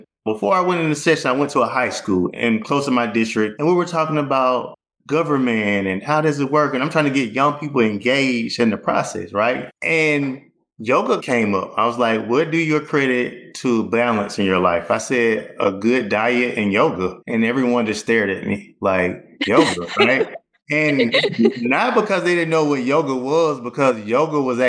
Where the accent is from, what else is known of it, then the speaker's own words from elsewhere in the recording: Opelika, Alabama, United States; also born or lived in North Carolina; I was born and raised in Opelika.